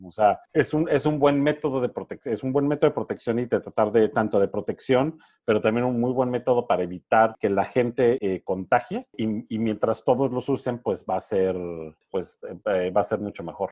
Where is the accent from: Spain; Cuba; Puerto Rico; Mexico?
Mexico; moved away; allá en, en mi pueblo en México